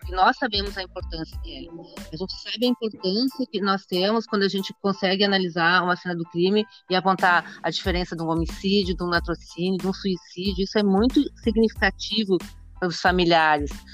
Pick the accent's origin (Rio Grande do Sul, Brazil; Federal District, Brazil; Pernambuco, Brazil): Rio Grande do Sul, Brazil; Caxias do Sul; eu sou de Caxias do Sul, natural de Caxias